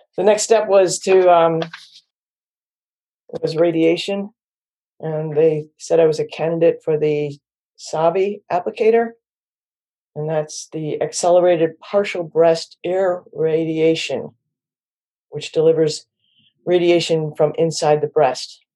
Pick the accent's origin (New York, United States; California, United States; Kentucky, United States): New York, United States; Syracuse; now in Washington, D.C. area, United States; I'm from Syracuse, New York, and I'm one of eleven kids